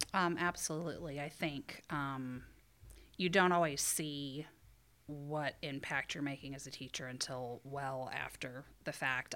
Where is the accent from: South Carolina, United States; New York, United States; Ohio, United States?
Ohio, United States; moved away as an adult; also born or lived in Indiana; now in Michigan, United States; I'm from Ohio, and I went to school in Indiana.